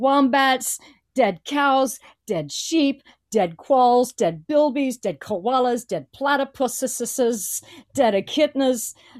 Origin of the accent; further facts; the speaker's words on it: Louisiana, United States; I'm from Louisiana